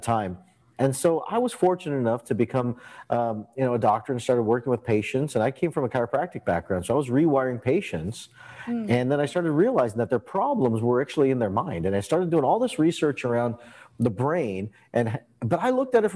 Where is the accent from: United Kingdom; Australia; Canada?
Canada; I grew up in Canada, and I grew up with an Indian background